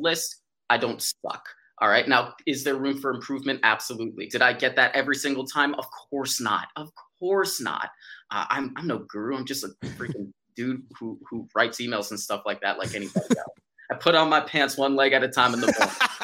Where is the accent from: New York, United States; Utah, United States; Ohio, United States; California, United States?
New York, United States; New York City; I'm from New York City